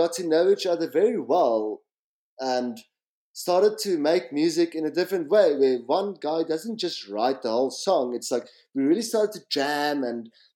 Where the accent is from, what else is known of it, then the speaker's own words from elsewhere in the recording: Pretoria, Gauteng, South Africa; also born or lived in France / Cape Town; I grew up in Pretoria, and at 22, I was 22, and I like made this mission to Cape Town